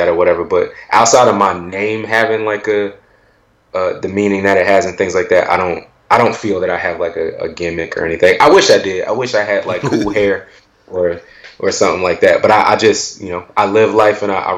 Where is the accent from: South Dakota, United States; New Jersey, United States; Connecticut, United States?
New Jersey, United States; Willingboro; being from Willingboro